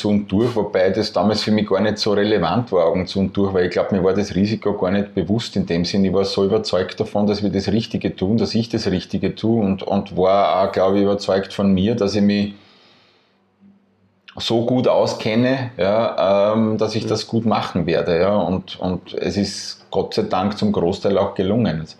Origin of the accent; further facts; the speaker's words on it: Burgenland, Austria; die Entscheidung relativ nahe gelegen, als Burgenländer im Burgenland äh, Festivalgelände zu suchen.